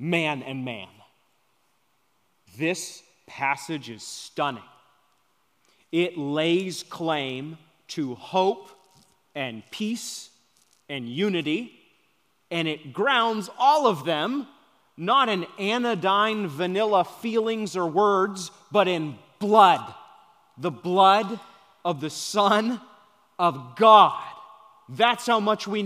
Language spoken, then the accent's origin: English; Maine, United States; moved away; I'm from Maine